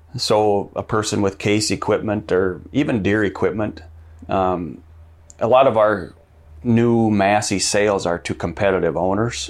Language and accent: English; Madison, United States; I grew up in Madison, went to school in Madison